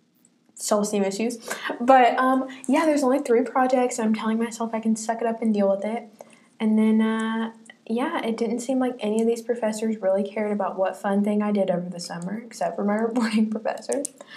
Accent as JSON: {"language": "English", "region": "Middle Tennessee", "country": "United States", "said": "I'm from Middle Tennessee."}